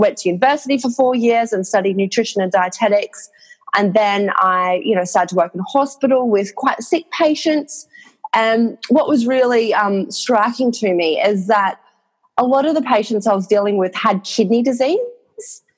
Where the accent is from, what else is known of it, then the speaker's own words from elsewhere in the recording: Cairns, Queensland, Australia; accent: Australian; moved away as an adult; now in London, United Kingdom; I'm from Queensland